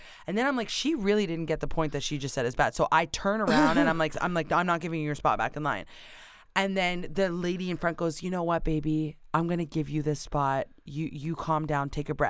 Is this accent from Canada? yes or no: yes; Canada; I don't know where I am. I am from Canada.